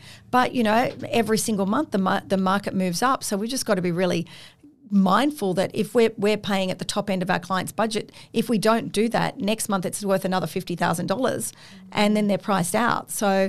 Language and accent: English; Sydney, New South Wales, Australia; look, I grew up on the Northern Beaches. I know the North Shore, the Eastern Suburbs I've also lived in.